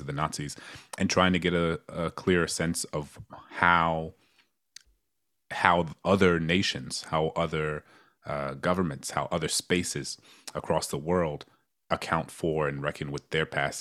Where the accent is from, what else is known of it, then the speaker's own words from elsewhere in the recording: New Orleans, Louisiana, United States; my hometown in New Orleans